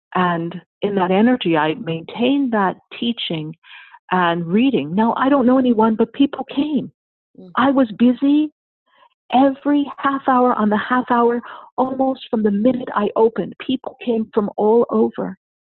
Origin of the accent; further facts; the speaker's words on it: New York, United States; moved away; I'm from New York